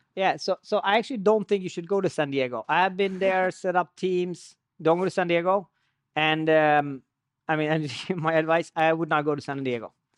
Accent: Sweden; moved away as an adult; also born or lived in Iran; now in United States; So I was born in Iran, and I, and I lived most of my life in Sweden. And ten years ago, uh, I moved to the U S

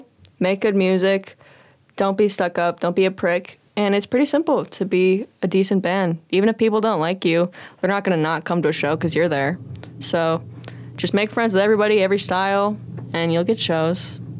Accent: Illinois, United States; now in Las Vegas, United States; Like, I'm from the Midwest. Like, I'm from Illinois. Okay. I'm never going back there.

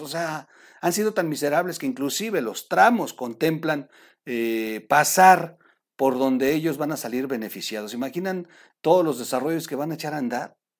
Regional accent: Mexico; trabajando como tantos mexicanos

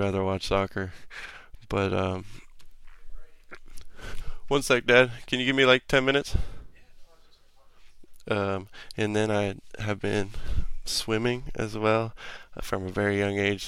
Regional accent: Pflugerville, Texas, United States; also born or lived in Albuquerque, New Mexico; after I was born in New Mexico, I moved to Pflugerville, Texas, when I was 4 years old

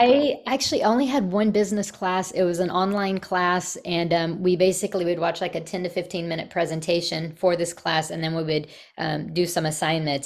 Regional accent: Texas, United States; moved away as an adult; also born or lived in Virginia; I'm from Texas

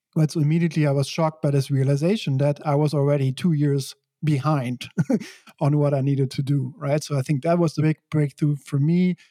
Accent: Belgium; moved away as an adult; also born or lived in San Francisco / New York City; I grew up in Belgium.

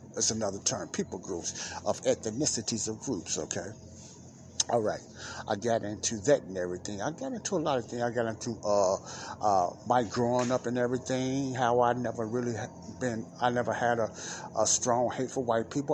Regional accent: Chicago, Illinois, United States; here in Chicago, my hometown

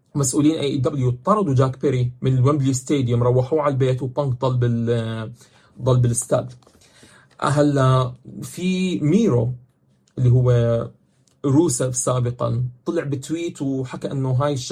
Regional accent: Jordan; عندنا بالاردن

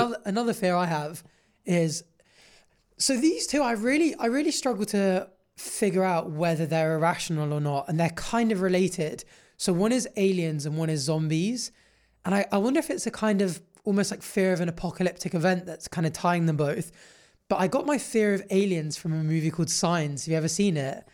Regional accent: Jersey; growing up in Jersey on an island

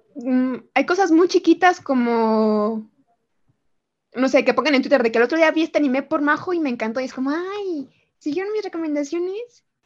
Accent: Mexico; soy de México

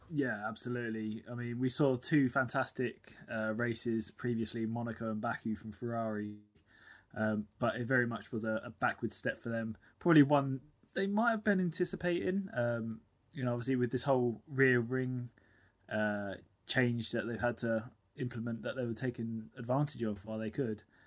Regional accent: United Kingdom; we're both British.

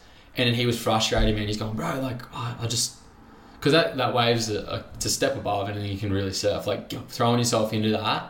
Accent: Sydney, New South Wales, Australia; we grew up booging together around Maruba Reefs

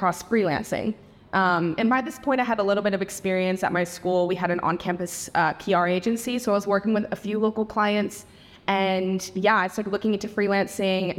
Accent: Tampa, Florida, United States; moved away as an adult; also born or lived in Netherlands; I grew up in Tampa, Florida

